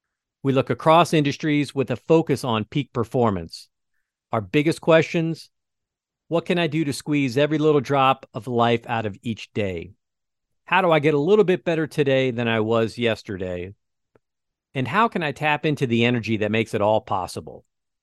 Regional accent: Philadelphia, Pennsylvania, United States; born there; now in West Lafayette, United States; I'm an East Coast Catholic, right? I was born in Philadelphia, and you know, if you're from the East Coast and you're Catholic, it's like you have to become a Notre Dame fan.

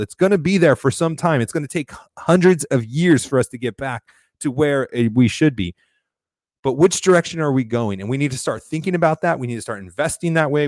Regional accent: Florida, United States; my home state of Florida

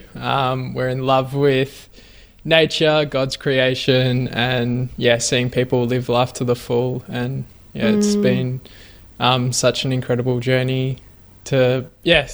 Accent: Melbourne, Victoria, Australia; now in Ocean Grove, Australia; I grew up in Melbourne, and 3 years ago, I moved down the coast to Ocean Grove

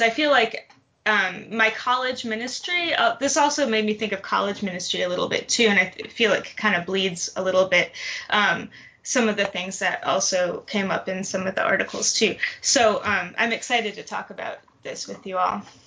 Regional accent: Detroit, Michigan, United States; also born or lived in Tallahassee, Florida; now in Atlanta, United States; originally from Detroit, Michigan.

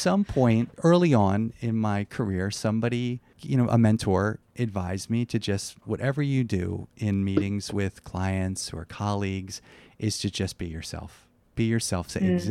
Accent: Wildwood Crest, New Jersey, United States; moved away; I said, well, actually, I'm from Wildwood Crest. He goes, what street did you grow up on? And I said, oh, Columbine Road.

